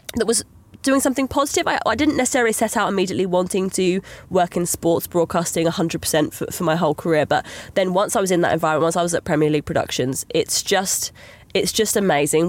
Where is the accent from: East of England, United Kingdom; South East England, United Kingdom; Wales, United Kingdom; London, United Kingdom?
East of England, United Kingdom; Essex; I'm from Essex originally. I'm from the southeast